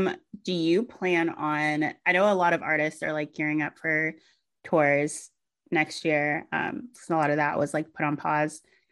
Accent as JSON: {"language": "English", "region": "the South", "country": "United States", "said": "I'm from the South."}